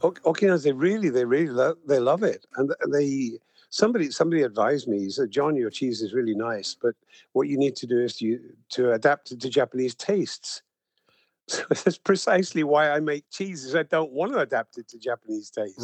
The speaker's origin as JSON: {"language": "English", "country": "United Kingdom", "said": "I'm British"}